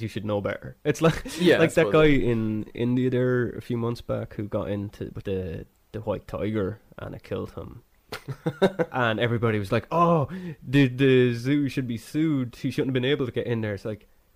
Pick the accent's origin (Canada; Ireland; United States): Ireland; We're Irish